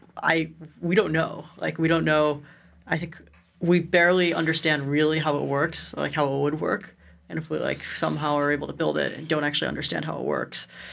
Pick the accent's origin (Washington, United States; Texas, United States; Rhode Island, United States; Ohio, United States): Ohio, United States; Cleveland; I grew up in Cleveland, one of the most interesting places in the entire